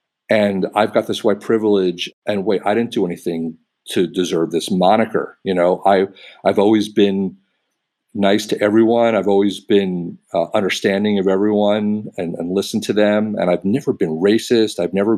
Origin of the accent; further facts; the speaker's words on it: Los Angeles, California, United States; also born or lived in New York; Grew up in a pretty liberal part of Los Angeles on the west side.